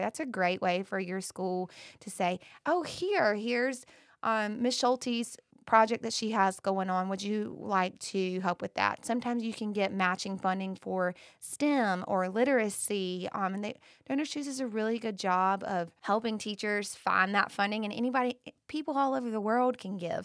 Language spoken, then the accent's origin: English; Bath, North Carolina, United States; I grew up in Bath